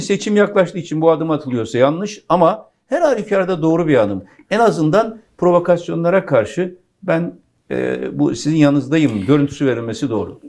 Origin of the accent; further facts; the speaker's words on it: Pirlerkondu, Konya, Turkey; benim doğduğum yerin adı pirler kondu